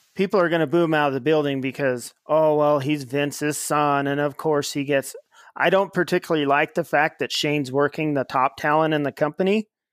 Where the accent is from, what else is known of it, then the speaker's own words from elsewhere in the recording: Ely, Nevada, United States; actually grew up in my hometown of Ely, Nevada